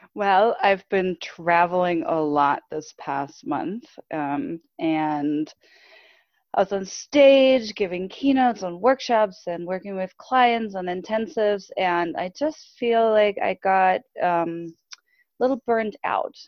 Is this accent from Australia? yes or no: no; Germany; moved away as an adult; I grew up in Germany. So for anyone listening, I grew up in Germany